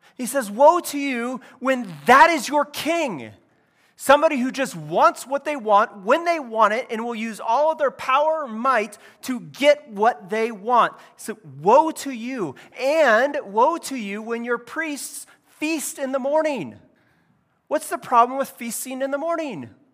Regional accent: California, United States; I grew up in California

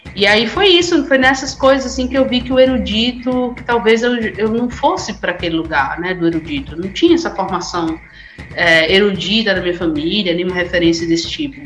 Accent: Recife, Pernambuco, Brazil; moved away as an adult; eu sou natural de Recife. Faz, esse ano, faz exatamente 10 anos que eu saí de lá

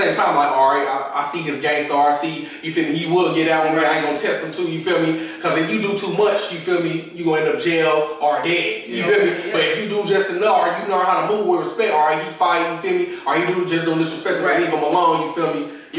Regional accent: Inglewood, California, United States; also born or lived in Inland Empire; So I was born in Inglewood. So growing up in Inglewood, I was back and forth from Inland Empire, you feel mm-hmm. me, to the wood.

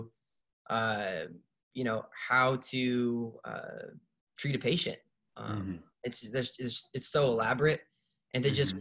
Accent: Pacific Northwest, United States; I'm born and raised in the Pacific Northwest

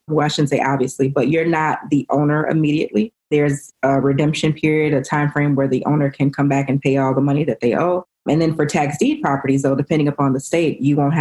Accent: Chicago, Illinois, United States; I'm from Chicago.

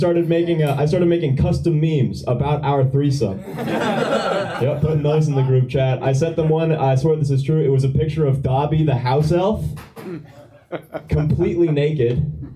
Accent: Boston, Massachusetts, United States; I'm from Boston.

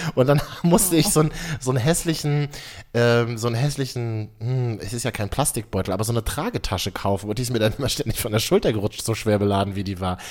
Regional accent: Berlin, Germany; mir als Berliner, ja. wir Berliner glauben ja, wir haben alles erfunden

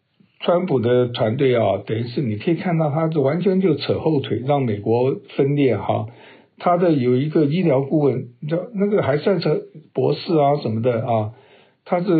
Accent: China; 这我我觉得我们中国人是。靠自己实力其实也没问题，可是因为我们中国人老谋深算

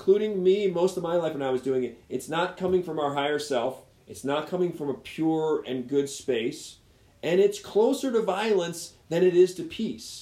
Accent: Baltimore, Maryland, United States; I grew up in Baltimore. Baltimore is one of the most violent

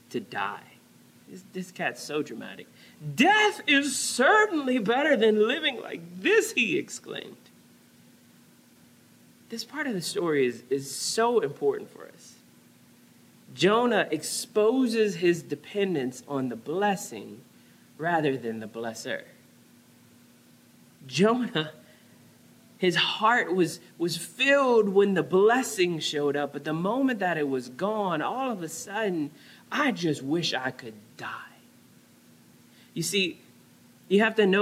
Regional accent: New Orleans, Louisiana, United States; now in San Diego, United States; growing up in New Orleans

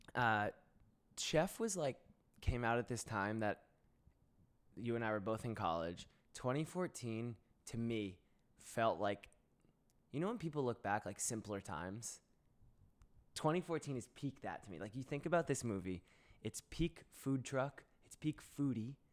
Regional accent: South Florida, United States; moved away as an adult; also born or lived in San Francisco / New York; I'm from South Florida.

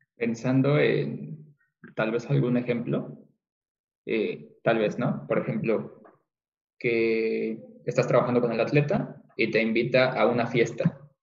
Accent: Mexico; nosotros como mexicanos

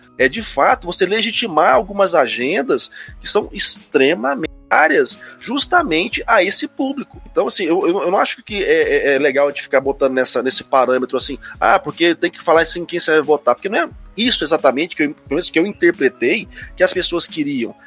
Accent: Goiânia, Goiás, Brazil; also born or lived in Lisbon; pessoal tem maneira de achar que eu sou de Brasília, não sei porquê, mas eu sou de Goiânia

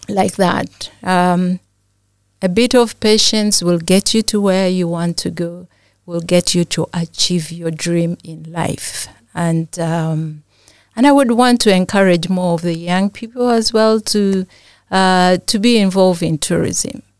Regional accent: Uganda; I'm from Uganda

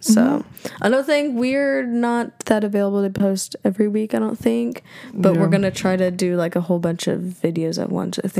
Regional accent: United States

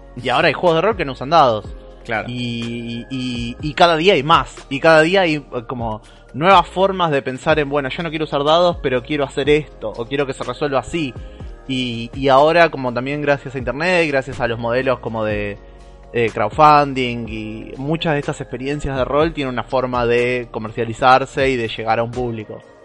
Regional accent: Santa Fe, Argentina; moved away; soy de un pueblo muy chiquitito en la provincia de Santa Fe

